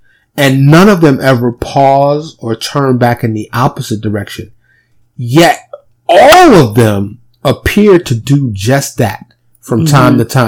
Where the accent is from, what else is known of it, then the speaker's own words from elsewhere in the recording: New York City, New York, United States; also born or lived in Dallas suburb, Texas; now in Dallas, United States; Born and raised in New York